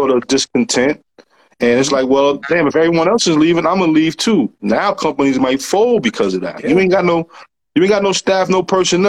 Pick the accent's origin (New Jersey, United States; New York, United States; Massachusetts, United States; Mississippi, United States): New York, United States; I'm a New Yorker. I'm from New York.